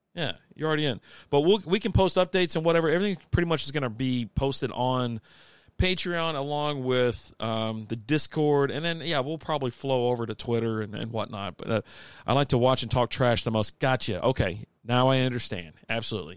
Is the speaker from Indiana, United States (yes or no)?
no; Kentucky, United States; now in Texas, United States; I'm from Kentucky